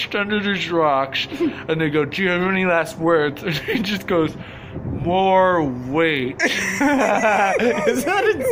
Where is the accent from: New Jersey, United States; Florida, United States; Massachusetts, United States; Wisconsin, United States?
New Jersey, United States; moved away as an adult; also born or lived in Philadelphia / New York; I'm from New Jersey, so I've been to New York my whole life, basically. Grew up in Jersey